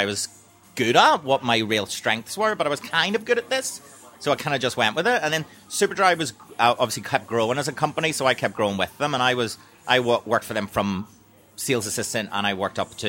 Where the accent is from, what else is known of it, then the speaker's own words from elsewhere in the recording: Belfast, Northern Ireland, United Kingdom; moved away as an adult; now in London, United Kingdom; so when we grew up in Belfast, we were born in 1982